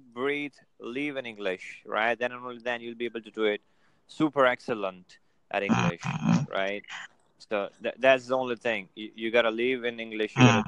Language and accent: English; India; Yeah, I'm an Indian. I'm an Indian. The born and brought up in India